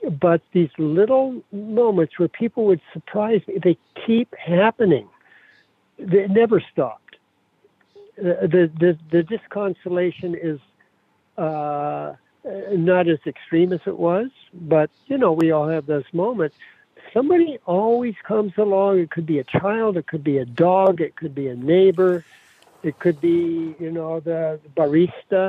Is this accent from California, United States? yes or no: yes; Davis, California, United States; moved away as an adult; I went back to my hometown, Davis